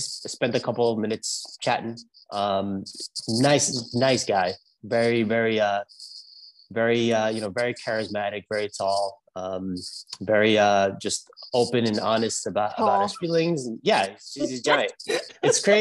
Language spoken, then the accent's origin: English; New York City, New York, United States; accent: New York; moved away as an adult; now in Los Angeles, United States; I grew up in Brooklyn.